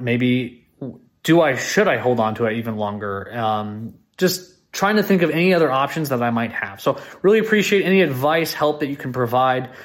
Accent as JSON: {"language": "English", "region": "California Bay Area", "country": "United States", "moved": "yes", "lives_now": "Austin, United States", "said": "I live here in Austin, Texas, but I'm originally from the California Bay Area"}